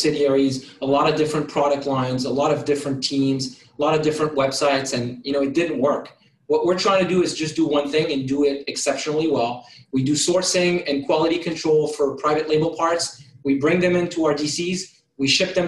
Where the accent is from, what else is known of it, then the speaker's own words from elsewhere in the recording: France; English is a second language; moved away as an adult; now in United States; So I was born in France, moved to the United States when I was 18, went to community college, learned English